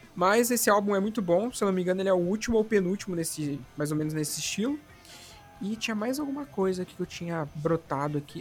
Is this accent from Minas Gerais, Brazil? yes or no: no; São Paulo, Brazil; moved away; also born or lived in Paraná; que eu não sou daqui do Paraná, sou do estado de São Paulo